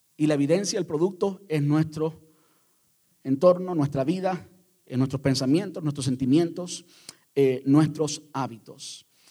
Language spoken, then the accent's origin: Spanish; Cuba